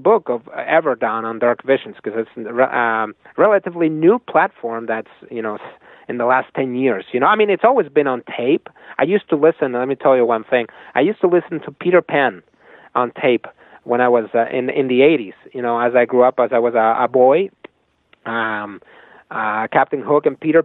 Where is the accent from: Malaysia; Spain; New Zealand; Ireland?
Spain; moved away as an adult; now in United States; I come from Spain